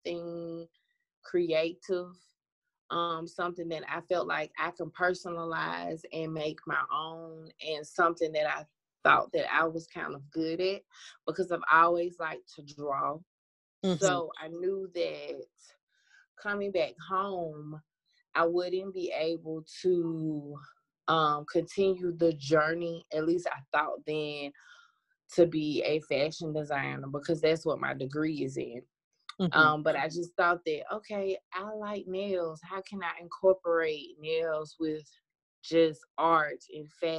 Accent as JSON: {"language": "English", "town": "Birmingham", "region": "Alabama", "country": "United States", "said": "I'm from Birmingham, Alabama"}